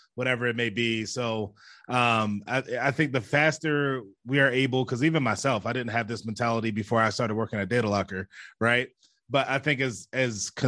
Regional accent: Baltimore, Maryland, United States; I grew up in Baltimore City

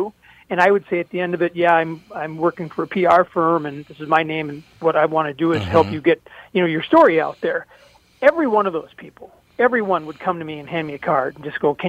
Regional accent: St. Paul, Minnesota, United States; I mean, growing up in St. Paul, I would always read Don the I. Riley

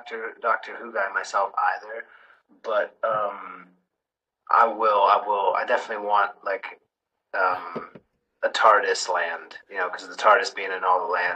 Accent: United States; moved away as an adult; also born or lived in Poland; now in United Kingdom; I'm over in the UK. I know I'm American, but, I live in the UK at the moment.

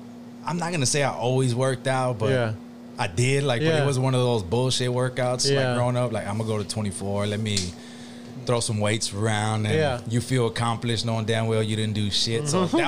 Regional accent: Galena Park, Texas, United States; born or raised there

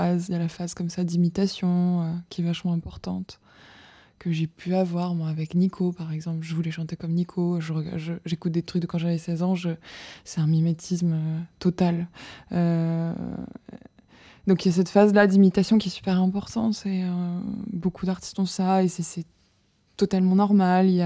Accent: southern France, France; accent: southern French; ma mère a mal vécu le fait que je perde mon accent du sud.

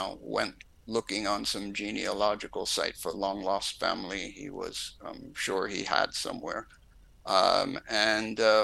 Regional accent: Long Island, New York, United States; moved away as an adult; also born or lived in Oxford; I'm from New York, but Long Island in particular. As you can imagine, being a product of Long Island suburbia

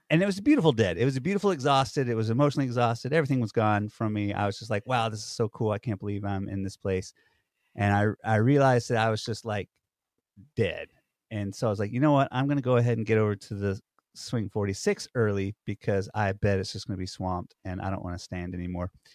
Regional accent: Georgia, United States; now in New York, United States; I grew up in Georgia

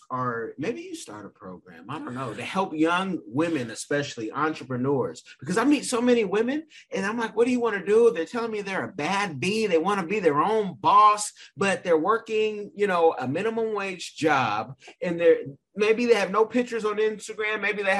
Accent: Sierra Leone; But Africa, countries like my beloved Sierra Leone, Salon Bobo.

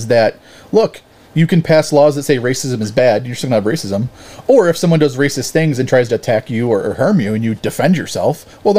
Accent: Buffalo, New York, United States; also born or lived in Hamburg, New York; I'm from Buffalo

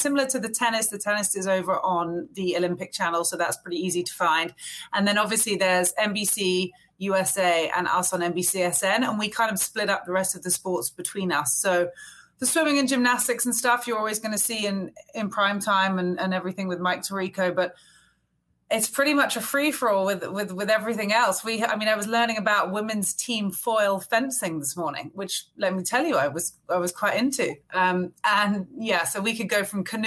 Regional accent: England, United Kingdom; now in Fairfield, United States; my husband and I are both English, so we live in New England now. It feels a little bit more familiar, I suppose, to the way we grew up at home

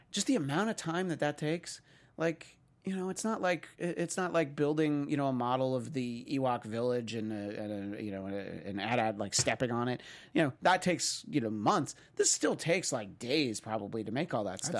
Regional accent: New York, United States; where I grew up in New York

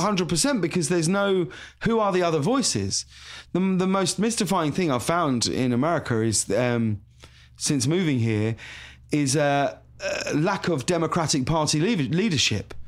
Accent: High Wycombe, South East England, United Kingdom; moved away as an adult; also born or lived in London; now in Los Angeles, United States; I'm from High Wycombe," you know, in Buckinghamshire.

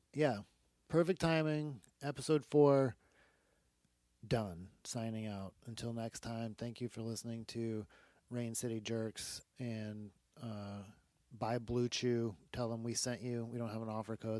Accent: Newport, Rhode Island, United States; my hometown, Newport, Rhode Island

